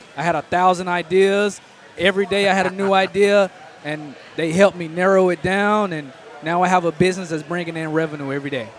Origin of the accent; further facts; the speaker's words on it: Dallas, Texas, United States; I'm originally from Dallas, Texas